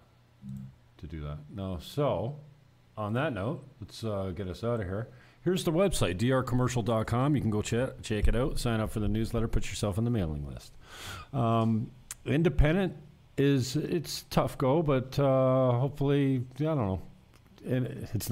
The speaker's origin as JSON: {"language": "English", "area": "Niagara", "region": "Ontario", "country": "Canada", "tie": "born or raised there", "moved": "as an adult", "lives_now": "Dominican Republic", "said": "In my hometown, I keep close tabs on the Niagara Association of Realtors"}